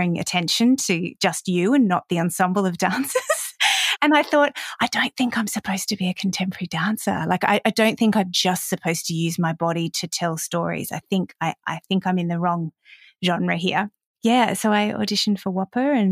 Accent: Adelaide, South Australia, Australia; moved away as an adult; also born or lived in Perth / Sydney; I grew up in Adelaide

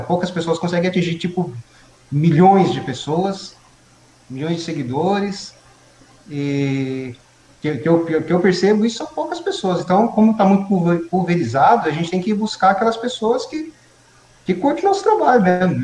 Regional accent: Mogi das Cruzes, São Paulo, Brazil; eu nasci em Biritibu Sul, né? Uhum. Eu nasci em Mogi, na verdade, mas a minha família morava em Biritibu Sul.

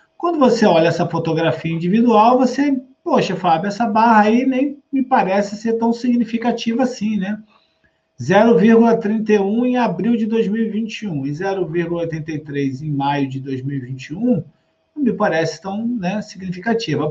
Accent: Rio de Janeiro, Brazil; Eu que sou do Rio de Janeiro aqui com vocês

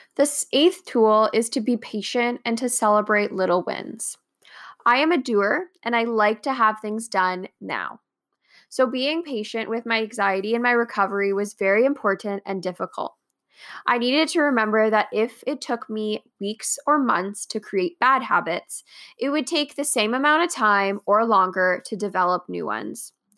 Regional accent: Canada

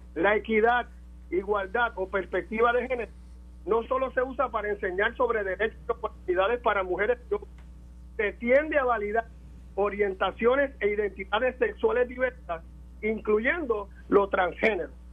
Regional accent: Puerto Rico; nosotros como puertorriqueños

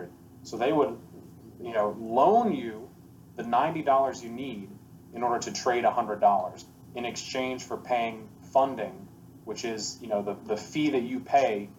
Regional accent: United States; moved away as an adult; now in Puerto Rico; I'm American

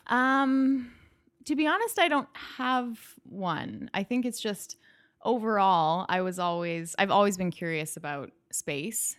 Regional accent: Calgary, Alberta, Canada; now in United States; I am from Canada. I grew up in Calgary, which is in Western Canada

